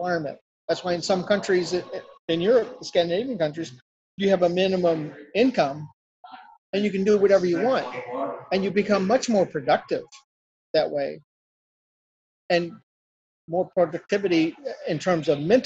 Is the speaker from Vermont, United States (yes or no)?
no; St. Louis, Missouri, United States; moved away as an adult; also born or lived in Illinois; I was born and reared in St. Louis on the Missouri side of the river.